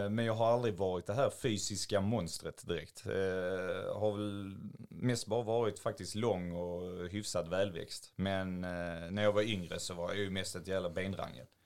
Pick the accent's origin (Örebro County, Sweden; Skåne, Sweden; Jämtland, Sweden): Skåne, Sweden; Höllviken; men jag och en polare, min bästa polare då, vi kom ju från Höllviken.